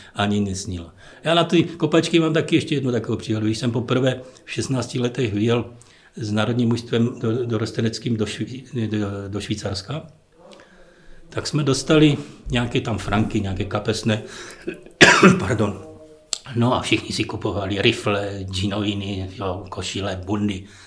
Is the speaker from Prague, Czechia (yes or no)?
no; Ostrava, Moravian-Silesian Region, Czechia; moved away as an adult; also born or lived in Wrocław, Poland; now in Teplice, Czech Republic; narodili jsme se i manželka, i já v Ostravě oba dva, takže jsme rodili Ostraváci